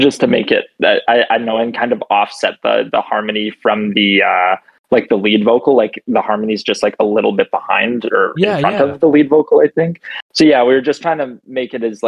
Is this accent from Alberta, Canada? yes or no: yes; Grande Prairie, Alberta, Canada; so basically I grew up in Northern Alberta. In this shitty place called Grand Prairie.